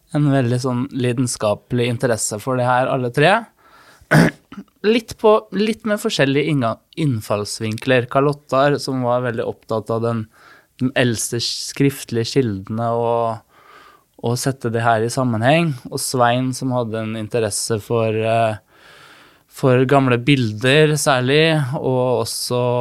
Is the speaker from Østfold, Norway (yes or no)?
yes; Fredrikstad, Østfold, Norway; jeg vokste opp på Hund i Borge